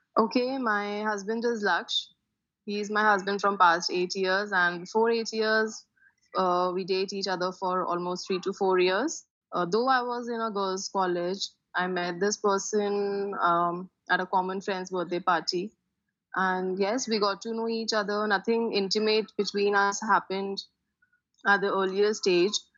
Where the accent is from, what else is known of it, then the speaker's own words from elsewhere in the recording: Delhi, India; I am from Delhi, India